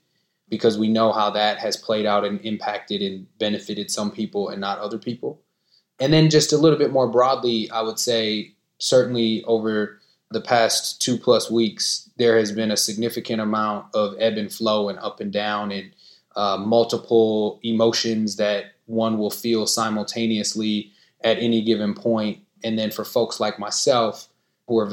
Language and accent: English; Minneapolis, Minnesota, United States; am in Minneapolis, Minnesota, where I was born, raised, and continue to live today